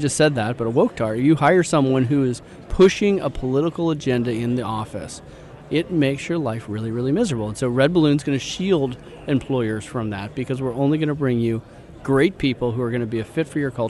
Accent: Silicon Valley, California, United States; moved away; also born or lived in Idaho; I grew up in Silicon Valley

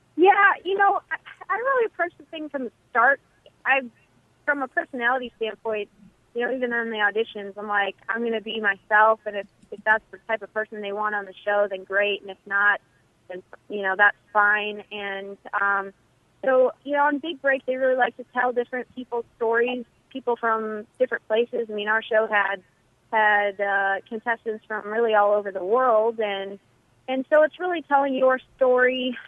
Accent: Eagan, Minnesota, United States; born or raised there; moved away

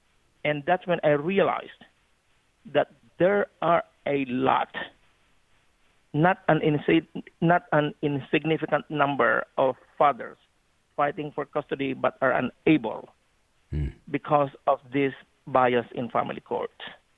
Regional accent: Philippines; Yes, I am originally from the Philippines, and my father, Chinese, had great memories of him, passed away when I was a freshman in college.

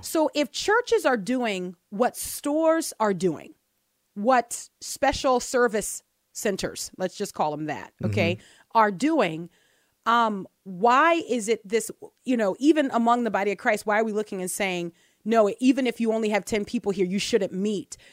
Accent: Texas, United States; I'm from Texas

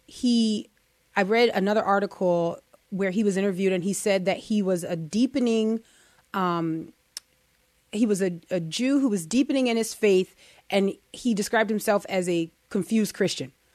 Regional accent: United States; I am an American

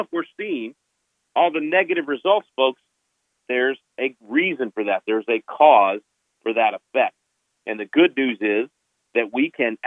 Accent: Texas, United States; my home state of Texas

